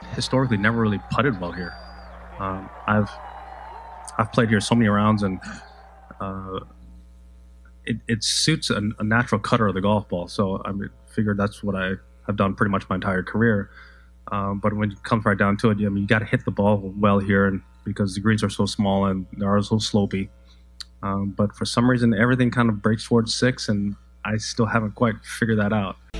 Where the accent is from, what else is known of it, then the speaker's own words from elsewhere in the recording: Southern California, United States; my hometown